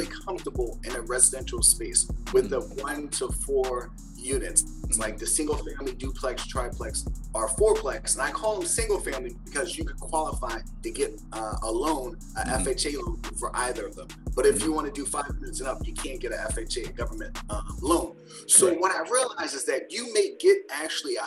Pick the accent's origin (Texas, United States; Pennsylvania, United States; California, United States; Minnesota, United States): Pennsylvania, United States; Philadelphia; I grew up in Philadelphia with 6 siblings, single parent household